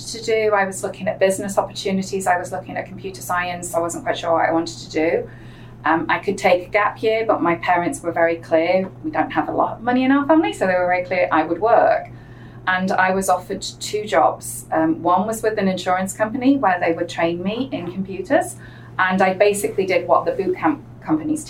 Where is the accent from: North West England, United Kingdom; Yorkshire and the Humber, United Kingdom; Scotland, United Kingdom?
North West England, United Kingdom; between Manchester and Liverpool; accent: English; moved away as an adult; now in United States; I'm originally a native of the northwest of England, halfway between Manchester and Liverpool